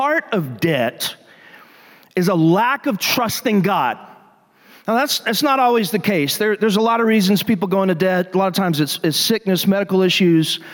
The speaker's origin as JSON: {"language": "English", "town": "Athens", "region": "Texas", "country": "United States", "tie": "born or raised there", "said": "I grew up in First Baptist Church of Athens, Texas"}